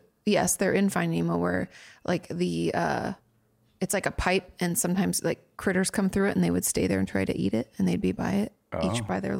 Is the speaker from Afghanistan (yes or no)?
no; Australia; For context, I grew up in Australia and we wore uniforms to school.